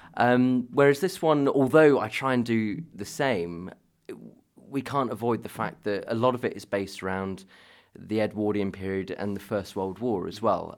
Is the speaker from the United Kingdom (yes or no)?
yes; Devon, South West England, United Kingdom; moved away as an adult; also born or lived in London; now in Harrogate, United Kingdom; I grew up in Devon, although, uh, my dad's from Bradford, so I've got northern blood in me